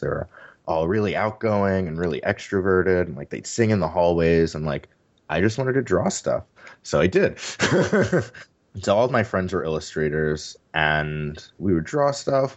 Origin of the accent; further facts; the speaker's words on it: New York City, New York, United States; moved away as an adult; also born or lived in Pittsburgh, United States; now in San Francisco, United States; I was born and raised in New York City